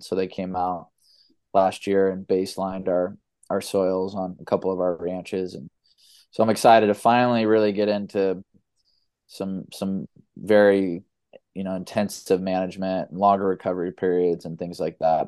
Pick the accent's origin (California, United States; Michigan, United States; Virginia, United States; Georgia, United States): California, United States; Los Angeles; also born or lived in San Diego; I was born in Los Angeles and was a baseball player my whole life